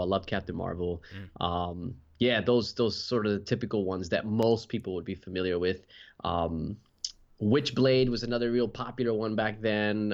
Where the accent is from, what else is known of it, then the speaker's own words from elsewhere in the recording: New Jersey, United States; now in Western Australia, Australia; I was uh, born and raised in New Jersey. And now uh, I live in Western Australia